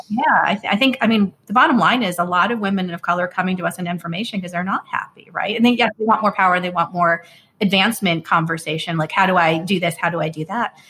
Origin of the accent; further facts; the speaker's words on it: United States; when you're South Asian and growing up in the United States